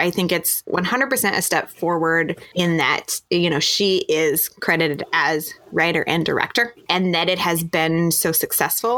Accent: Montana, United States; we are from Montana.

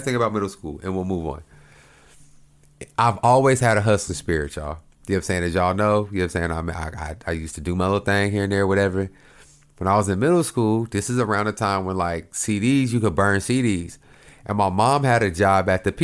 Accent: Oklahoma, United States; moved away; I grew up in in Oklahoma

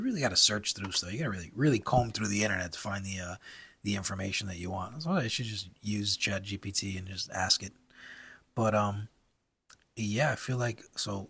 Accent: United States; because I'm American.

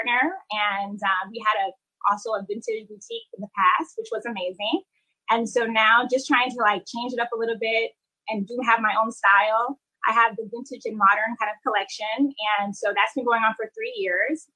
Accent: Fort Lauderdale, Florida, United States; also born or lived in Haiti; now in New York, United States; I was born in Haiti, and I grew up in South Florida, Fort Lauderdale

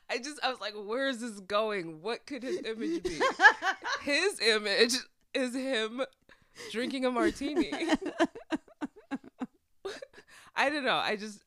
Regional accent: Nigeria; I am Nigerian.

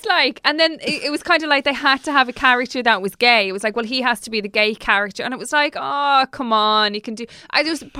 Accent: Dublin, Leinster, Ireland; we're from Dublin

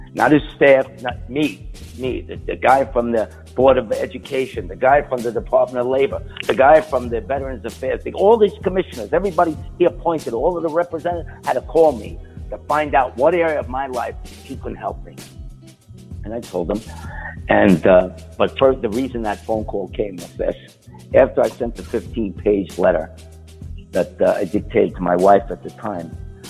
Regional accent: New York, United States; Hey, because I come from New York and we sell sauce and cheese, and I'm Italian and Puerto Rican.

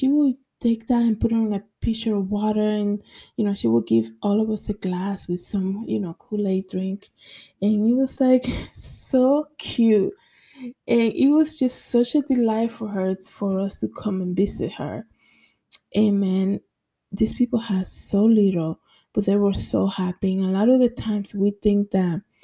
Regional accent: Dominican Republic; now in New York, United States; in my country, I'm from the Dominican Republic

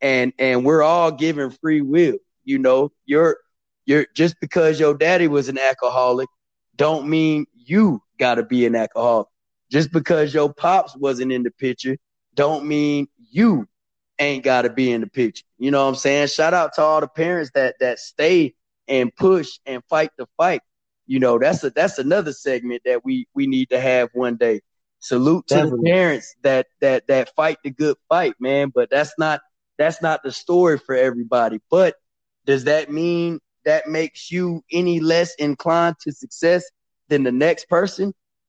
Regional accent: Killeen, Texas, United States; also born or lived in Louisiana; I grew up in Killeen, Texas. I really grew up all around the world. I was born in Louisiana, you know, Army brat. So we moved around, spent a lot of time in Louisiana because my mom's wanted to be close to her family.

